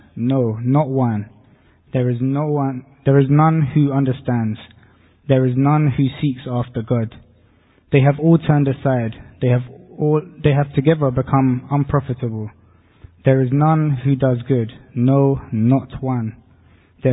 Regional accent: Portugal; I'm from Portugal. I grew up as a Catholic

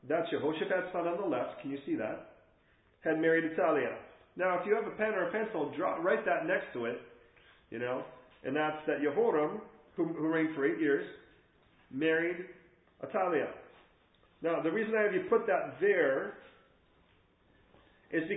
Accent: England, United Kingdom; we're English here

